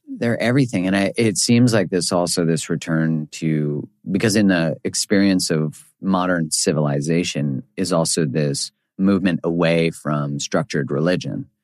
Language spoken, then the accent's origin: English; Canada; I'm from Canada